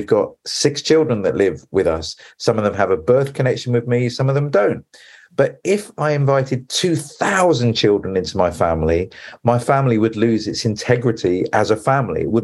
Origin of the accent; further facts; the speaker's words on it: England, United Kingdom; we have the least defined sense of who we are as English people